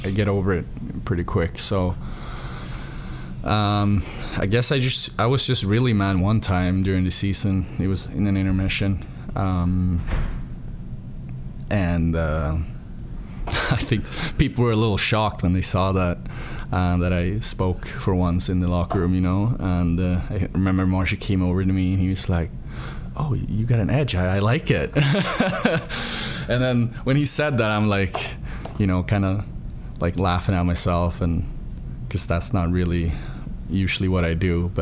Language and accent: English; Stockholm, Stockholm County, Sweden; born or raised there; moved away